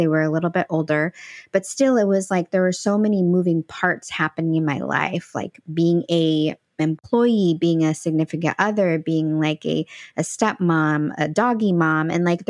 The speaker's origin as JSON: {"language": "English", "country": "El Salvador", "tie": "born there", "moved": "yes", "said": "oh, I was born in El Salvador. Oh, cool. Like, when did your family come here? And I'm like, well, it was just me."}